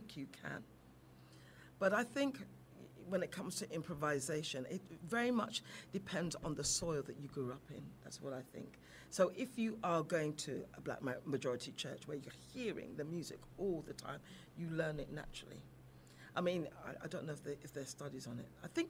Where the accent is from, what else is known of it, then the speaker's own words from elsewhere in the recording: London, United Kingdom; also born or lived in Battersea, London; London proper. I was born in Wimbledon